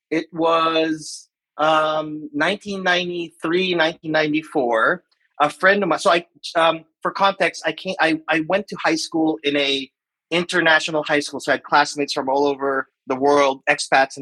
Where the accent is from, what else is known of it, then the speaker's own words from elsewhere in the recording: Manila, Metro Manila, Philippines; moved away as an adult; also born or lived in San Francisco, United States; now in Seattle, United States; I was born and raised in the Philippines. I lived there in Manila for 25 years.